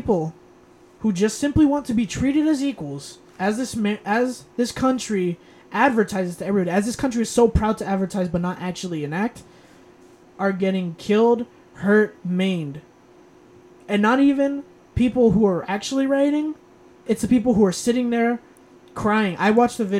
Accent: United States; I'm American

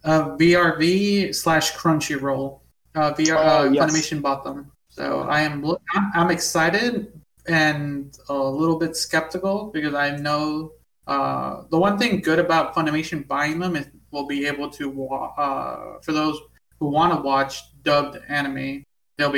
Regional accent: United States; I am American

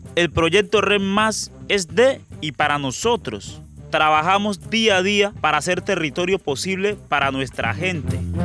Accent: Carmen del Darién, Chocó, Colombia; habitante de Carmen del Darién

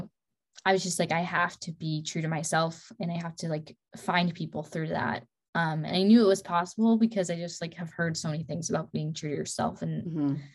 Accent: Midwest, United States; moved away as an adult; now in Dallas, United States; I grew up in the Midwest

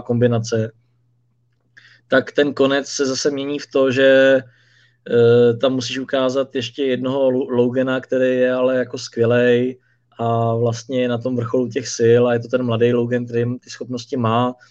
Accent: Czechia; u nás v Čechách

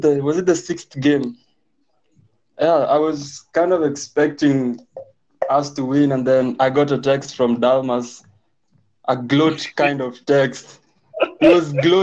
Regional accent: Eldoret, Uasin Gishu County, Kenya; I'm from the sweaty jungles of Eldoret, West in Gishu County

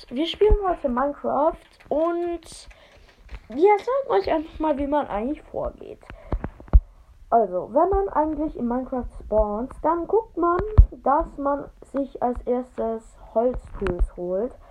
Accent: Switzerland; Und wir kommen beide aus der Schweiz und ich bin voll schlecht in Deutsch. Denn wir sind beide Schweizer.

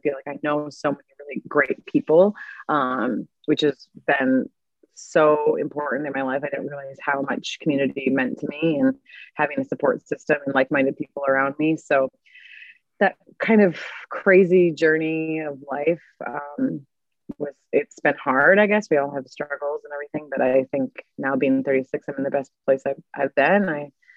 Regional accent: Mankato, Minnesota, United States; moved away as an adult; also born or lived in Milwaukee, Wisconsin / Sydney, Australia / Santa Monica, California; I grew up in Mankato, Minnesota, and went to Catholic schools my whole life

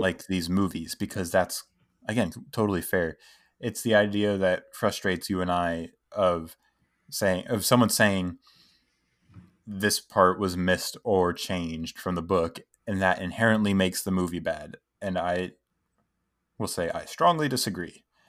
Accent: United States; we're American

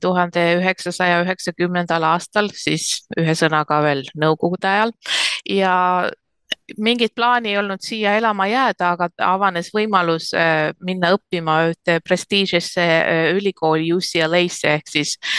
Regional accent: Tallinn, Harju County, Estonia; moved away as an adult; also born or lived in Los Angeles, United States; now in United States; ma olen sündinud ja kasvanud ja koolis käinud Tallinnas

